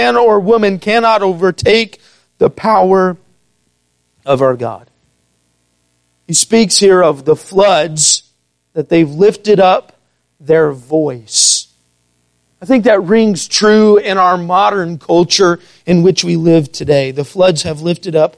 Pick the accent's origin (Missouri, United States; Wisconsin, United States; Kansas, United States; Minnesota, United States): Missouri, United States; also born or lived in St. Louis, Missouri; growing up in Missouri all my life